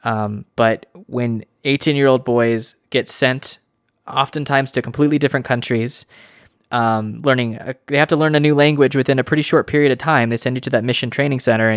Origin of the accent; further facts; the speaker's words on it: Idaho, United States; I'm from Idaho